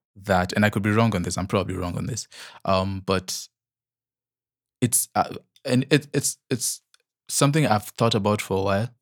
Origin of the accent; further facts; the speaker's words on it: Nigeria; accent: Nigerian; my Nigerian accent